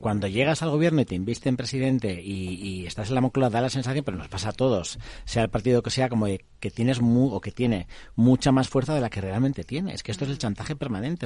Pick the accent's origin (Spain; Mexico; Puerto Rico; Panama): Spain; haber crecido estudiando en castellano con que euskera como asignatura en mi tierra